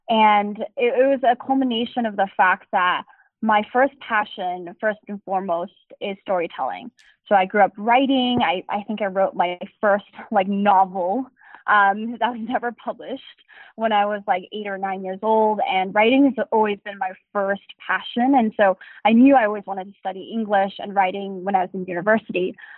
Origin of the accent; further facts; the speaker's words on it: Durham, North Carolina, United States; born there; also born or lived in Asia; I was born in North Carolina.